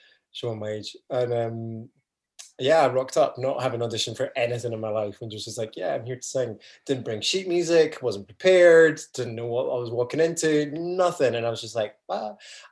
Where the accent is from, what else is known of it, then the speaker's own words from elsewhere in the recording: just outside Edinburgh, Scotland, United Kingdom; moved away as an adult; I grew up just outside Edinburgh and then went to uni in Edinburgh Uni